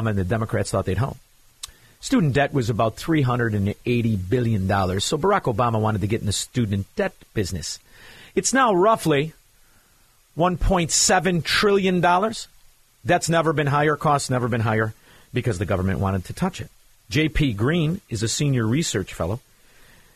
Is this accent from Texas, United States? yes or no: no; Chicago, Illinois, United States; I'm a Chicagoan